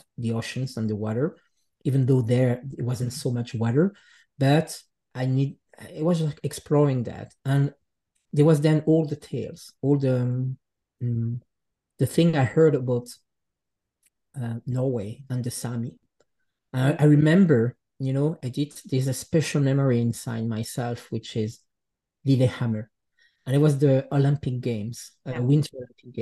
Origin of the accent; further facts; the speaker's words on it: Les Chenevières, Jura, Switzerland; English is a second language; moved away; also born or lived in Geneva, Switzerland / Gothenburg, Sweden; I really grew up into this, it's a special place. It's a small village, which is called Les Chenevières